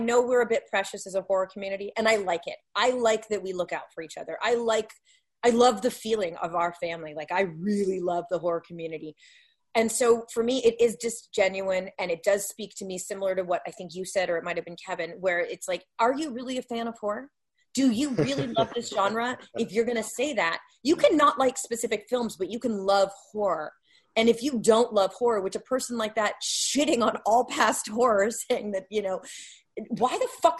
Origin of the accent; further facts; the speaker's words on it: Canada; I'm a Canadian, and we're fighting a hard fight as Canadian filmmakers to get a name anywhere.